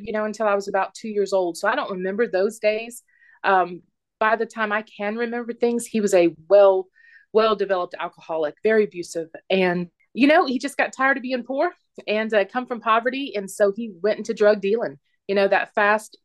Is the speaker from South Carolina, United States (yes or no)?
yes; South Carolina, United States; now in Phoenix, United States; I'm from Phoenix, originally South Carolina, but I'm claiming Phoenix as my home.